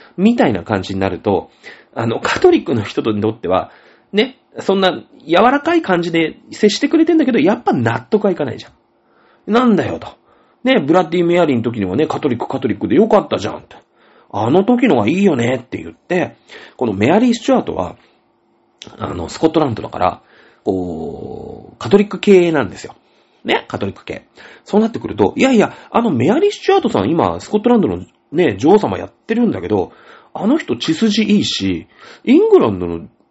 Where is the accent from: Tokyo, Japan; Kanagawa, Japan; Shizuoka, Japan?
Shizuoka, Japan; 僕静岡県出身なんで